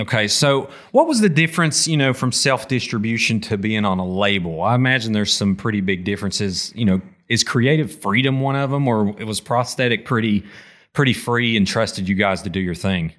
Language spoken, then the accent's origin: English; Appalachia, United States; as an Appalachian metal fan